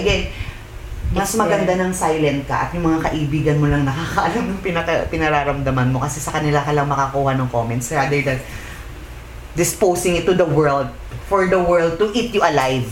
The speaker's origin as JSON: {"language": "Tagalog", "country": "Philippines", "said": "tayo as a Pinoy"}